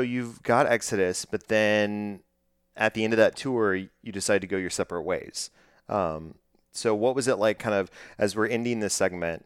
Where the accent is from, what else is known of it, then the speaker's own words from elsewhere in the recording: Texas, United States; I'm born and bred in Texas and have traveled many places, but have only lived in Texas